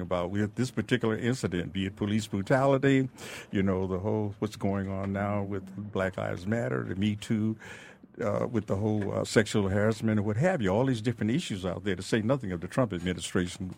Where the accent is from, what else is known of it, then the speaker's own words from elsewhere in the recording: Detroit, Michigan, United States; I grew up in the Jeffries, I spent five years in the Jeffries projects